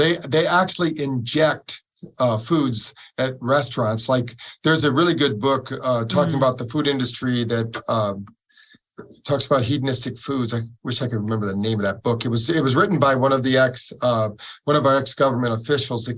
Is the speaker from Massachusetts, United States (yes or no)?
no; Battle Creek, Michigan, United States; We grew up in Battle Creek, Michigan